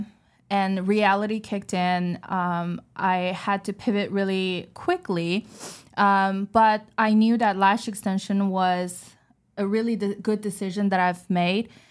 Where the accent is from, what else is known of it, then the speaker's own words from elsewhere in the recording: China; English is a second language; moved away as an adult; I was born and raised in China